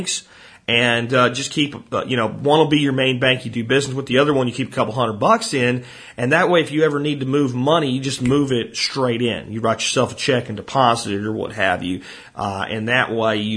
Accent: Hot Springs, Arkansas, United States; I'm from Hot Springs, Arkansas, and my office is in Hot Springs Village

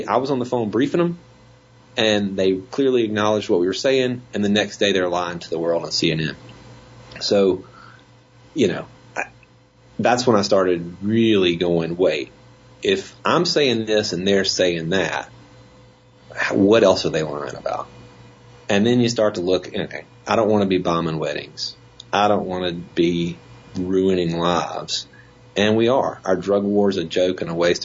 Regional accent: Jackson, Mississippi, United States; also born or lived in Washington, D.C.; I grew up country boy in Mississippi, right? I mean, it was not that far out of the Jackson

